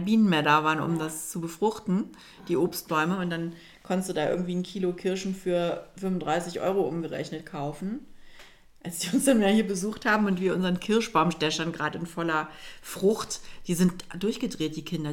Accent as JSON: {"language": "German", "country": "Germany", "also_born_or_lived": "Milan, Italy", "said": "als Deutsche im, in Mailand"}